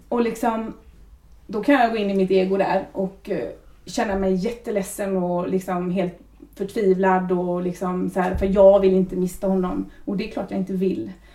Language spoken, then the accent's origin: Swedish; Lilla Edet, Västra Götaland, Sweden; also born or lived in Trollhättan; jag kommer från Lilla Edet. Mm. Så det är ju ändå ganska nära. Gått skolan i Trollhättan